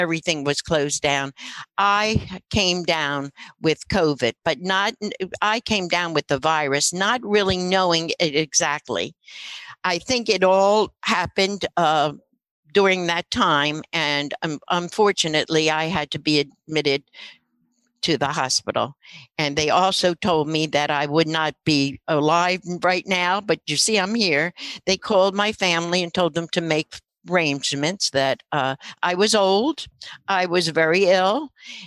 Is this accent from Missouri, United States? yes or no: no; Philadelphia, Pennsylvania, United States; moved away as an adult; also born or lived in New York; now in Monmouth County, United States; in my day, I lived in Philadelphia, and I was from Philly